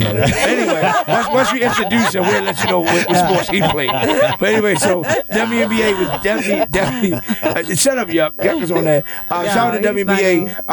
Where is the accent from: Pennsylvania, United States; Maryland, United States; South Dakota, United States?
Maryland, United States; Baltimore; My hometown, I officially signed with the Baltimore Orioles 2 weeks ago.